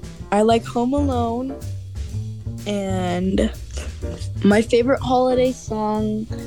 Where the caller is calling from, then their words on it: California, United States; I'm calling from California.